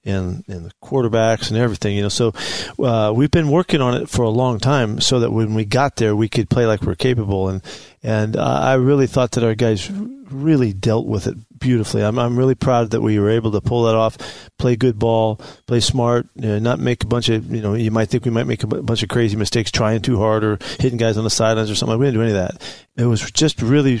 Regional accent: San Francisco, California, United States; now in Seattle, United States; it's my hometown

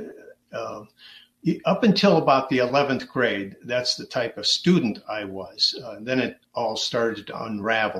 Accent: Dearborn, Michigan, United States; I was born right here in Dearborn, and it was back in 1954

